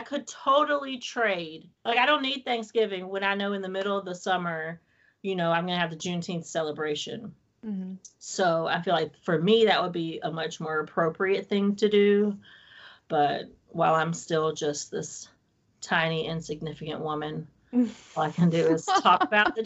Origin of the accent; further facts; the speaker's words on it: Wilmington, North Carolina, United States; moved away; I don't live in North Carolina anymore